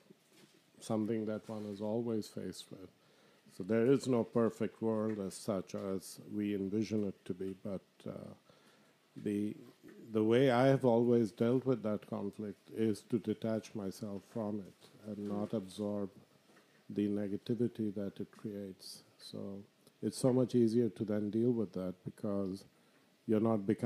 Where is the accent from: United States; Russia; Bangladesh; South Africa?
Bangladesh; moved away as an adult; also born or lived in Abu Dhabi, United Arab Emirates; now in Canada; I'm from Bangladesh